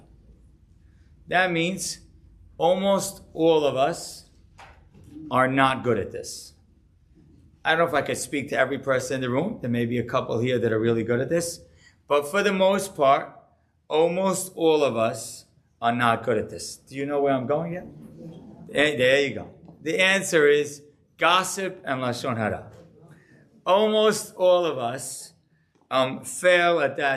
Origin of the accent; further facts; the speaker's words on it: Deal, New Jersey, United States; growing up in Deal